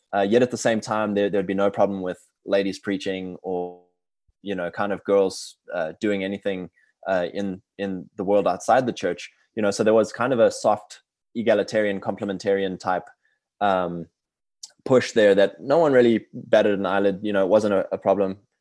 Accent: South Africa; moved away; I'm from South Africa originally. I'm fourth generation, uh, British over there. And, uh, I grew up in a very, uh, liberal frame.

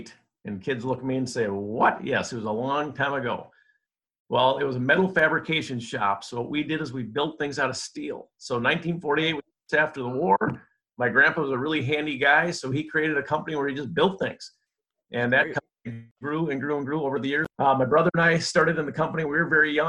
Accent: Minnesota, United States; I grew up in Minnesota. I'm a Minnesota guy, born and raised

